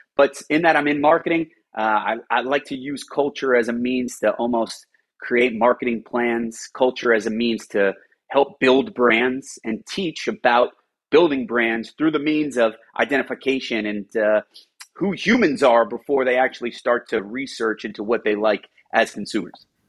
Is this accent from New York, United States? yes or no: yes; New York, United States; I'm a New Yorker